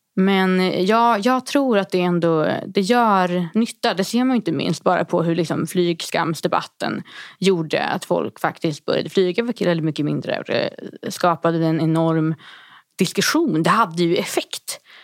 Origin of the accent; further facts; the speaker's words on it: Härnösand, Västernorrland County, Sweden; min hemkommun Härnösand i Västernorrland